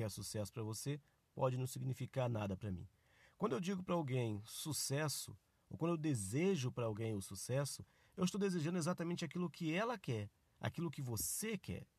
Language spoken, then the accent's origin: Portuguese; Nova Friburgo, Rio de Janeiro, Brazil; now in São Paulo, Brazil; minha cidade natal, lá em Nova Friburgo, Rio de Janeiro.